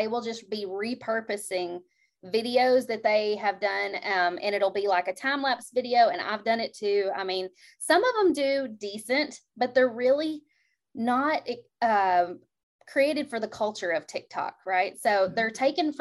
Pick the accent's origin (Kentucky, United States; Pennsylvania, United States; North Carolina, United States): Kentucky, United States; I'm from Kentucky